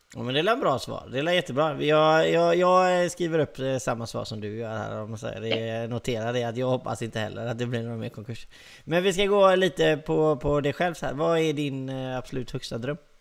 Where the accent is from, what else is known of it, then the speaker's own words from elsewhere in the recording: Gothenburg, Västra Götaland, Sweden; accent: Gothenburg dialect; jag är göteborgare då. Måste jag ju betona med att prata lite göteborgska.